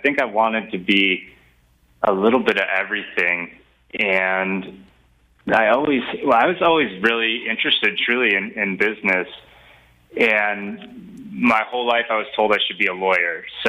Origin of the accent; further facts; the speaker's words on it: St. Charles, Illinois, United States; moved away as an adult; also born or lived in Gunnison, Colorado; now in Boulder, United States; I grew up in a little town called St. Charles, west of the city. And yep. Then I moved out here to go to college at Western State down in Gunnison.